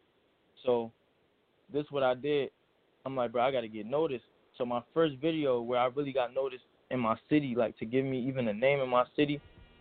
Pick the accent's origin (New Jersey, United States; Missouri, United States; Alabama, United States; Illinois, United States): New Jersey, United States; Trenton; also born or lived in Bronx, New York; I was born in Bronx, but I'm glad I was raised in Trenton, New Jersey